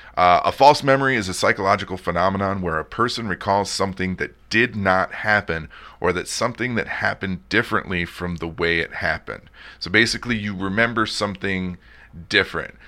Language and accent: English; outside of Detroit, Michigan, United States; moved away; I grew up outside of Detroit